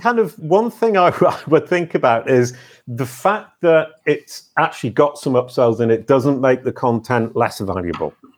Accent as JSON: {"language": "English", "country": "United Kingdom", "said": "I'm British"}